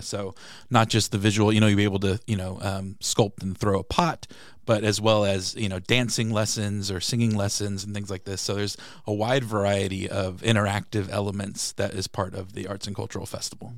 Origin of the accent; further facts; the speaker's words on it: San Diego, California, United States; moved away as an adult; now in Peoria, United States; I'm from San Diego and I'm a huge Padres fan.